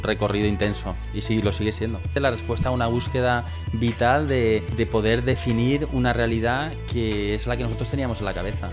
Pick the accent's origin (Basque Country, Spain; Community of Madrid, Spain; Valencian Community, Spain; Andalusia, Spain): Valencian Community, Spain; Valencia; Somos valencianos, nuestras familias están en Valencia